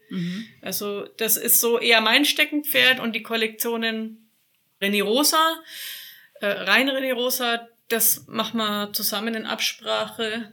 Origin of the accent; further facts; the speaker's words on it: Nuremberg, Bavaria, Germany; also born or lived in Franconian Lake District; Ich bin Nürnbergerin, bin quasi nicht so allzu weit von meiner Heimat hier entfernt